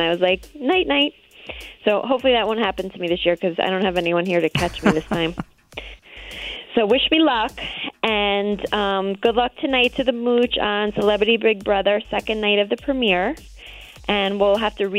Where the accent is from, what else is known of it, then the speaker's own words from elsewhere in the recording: New York, United States; I cannot in my right mind root for the Patriots, because I am a New Yorker.